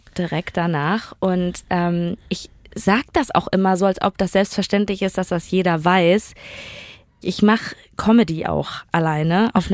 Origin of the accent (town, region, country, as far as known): Duisburg, North Rhine-Westphalia, Germany; born or raised there